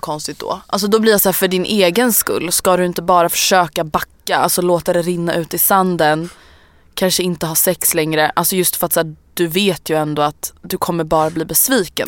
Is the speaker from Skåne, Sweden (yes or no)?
no; Stockholm, Stockholm County, Sweden; also born or lived in Årsta; jag är från Älvsjö